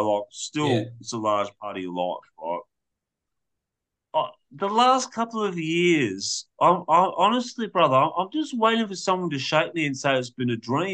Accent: Australia; as an Australian male

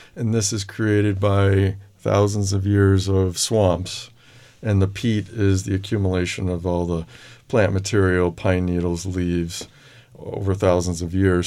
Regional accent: Holyoke, Massachusetts, United States; I'm from Western Massachusetts, Oh. Holyoke, Massachusetts

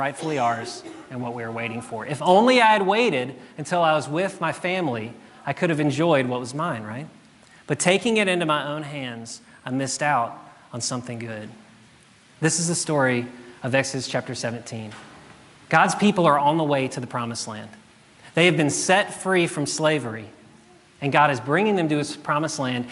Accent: South Louisiana, United States; moved away as an adult; now in Jackson, United States; I grew up in South Louisiana

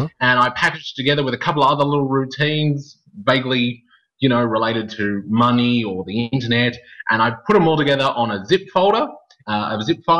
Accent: Melbourne, Victoria, Australia; now in Gold Coast, Australia; I'm from Melbourne

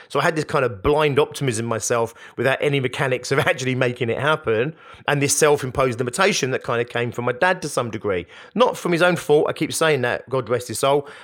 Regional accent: Hounslow, London, United Kingdom; growing up in Hounslow in West London like I did

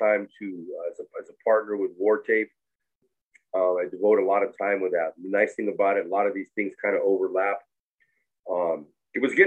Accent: Concord, California, United States; also born or lived in Roseville, California; We actually moved when I was 10 to the Bay Area, and I grew up in Concord

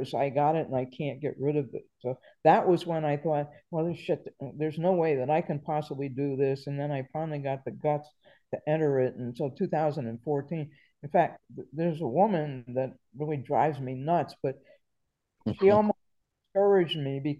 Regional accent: New York, United States; moved away; also born or lived in Virginia; I'm from New York, but I was living in Virginia at that time.

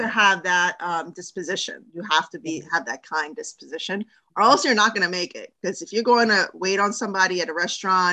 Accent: New York City, New York, United States; also born or lived in Miami; I'm from New York

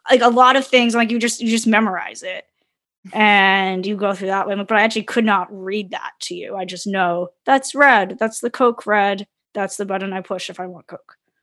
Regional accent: Brantford, Ontario, Canada; also born or lived in London, Ontario; I grew up in Brantford in the mid 90s

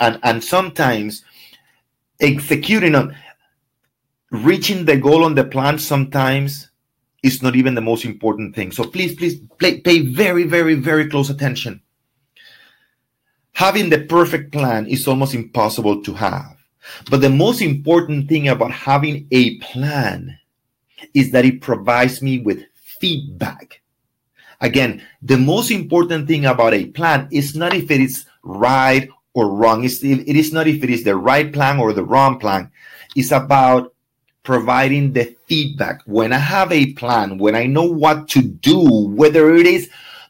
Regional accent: Ecuador; English is a second language; now in Miami, United States; I came from Ecuador, and all my friends are 20s and do not have any interest on buying. I do not know more than six people in Miami.

